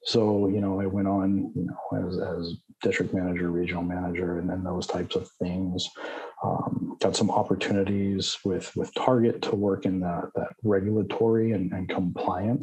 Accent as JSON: {"language": "English", "town": "Pittsburgh", "region": "Pennsylvania", "country": "United States", "tie": "born or raised there", "said": "I grew up back in the Pittsburgh area, attended Duquesne for pharmacy school"}